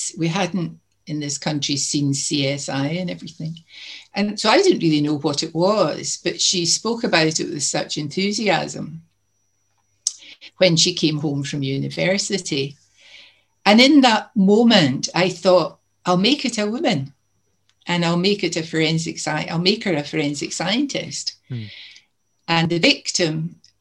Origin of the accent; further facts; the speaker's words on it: Greenock, Scotland, United Kingdom; Greenock was my hometown, which is down the coast a bit from Glasgow.